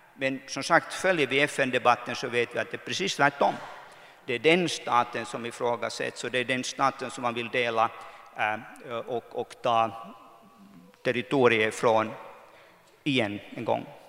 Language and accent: Swedish; Kokkola, Central Ostrobothnia, Finland; moved away as an adult; also born or lived in Brussels / New York; jag växte upp här i Karleby att, att man var inte från Karleby, man var från Soka